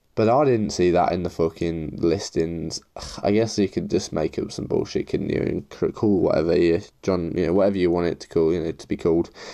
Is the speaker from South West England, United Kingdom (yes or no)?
no; Leicester, East Midlands, United Kingdom; I'm from Leicester